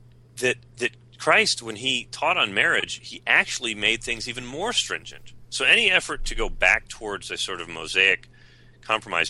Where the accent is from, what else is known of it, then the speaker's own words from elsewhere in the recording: United States; I'm an American.